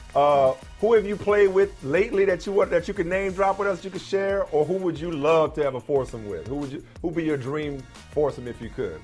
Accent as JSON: {"language": "English", "town": "New Orleans", "region": "Louisiana", "country": "United States", "said": "I'm from New Orleans. I'm 504 through and through"}